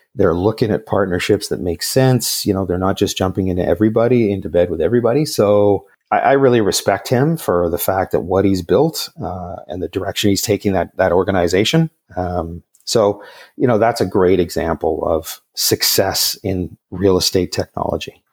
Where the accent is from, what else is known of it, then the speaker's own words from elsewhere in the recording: Montreal, Quebec, Canada; moved away as an adult; now in Vancouver, Canada; I grew up in the West Island of Montreal, uh, in the late seventies, early eighties